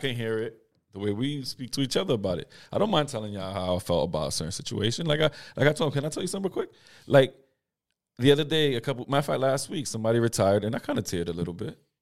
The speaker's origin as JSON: {"language": "English", "country": "United States", "tie": "born or raised there", "said": "I've been here my whole life"}